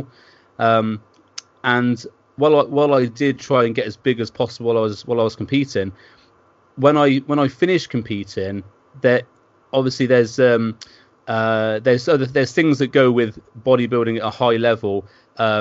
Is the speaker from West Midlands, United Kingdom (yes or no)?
yes; Worcester, West Midlands, United Kingdom; now in Bristol, United Kingdom; I live in Bristol now, and I grew up in Worcester.